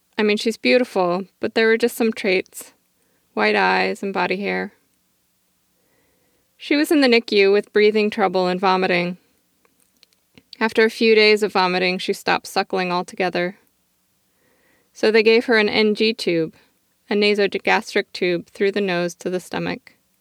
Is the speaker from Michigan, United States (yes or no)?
yes; Michigan, United States; also born or lived in South Carolina; I grew up in the Midwest in Michigan. My childhood was not good, so I don't know what else to say. Then I moved to the South, to South Carolina.